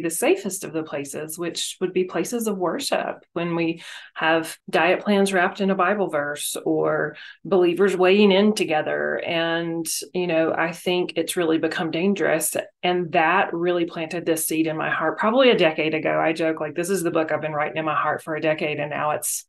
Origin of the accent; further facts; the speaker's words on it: North Carolina, United States; moved away as an adult; also born or lived in Memphis, Tennessee; now in Las Vegas, United States; I grew up in North Carolina, lived in Memphis for 15 years